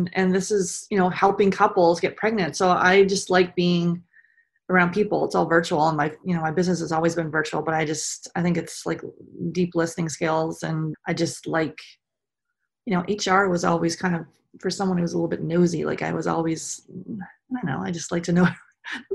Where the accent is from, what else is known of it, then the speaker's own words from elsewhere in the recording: Canada; I grew up in Canada. I'm just outside of Toronto